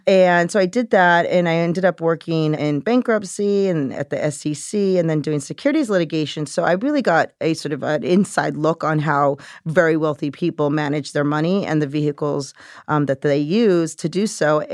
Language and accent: English; California, United States; moved away as an adult; now in New York, United States; I grew up in California, very working class, middle class, never learned about money.